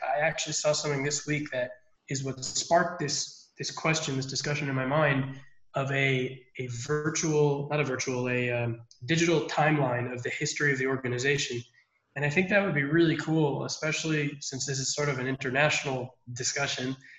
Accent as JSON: {"language": "English", "region": "South Florida", "country": "United States", "tie": "born or raised there", "said": "I grew up in South Florida"}